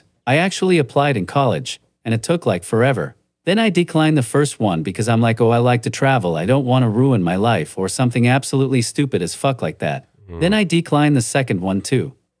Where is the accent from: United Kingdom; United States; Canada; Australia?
Canada; North Bay, Ontario; I'm from North Bay.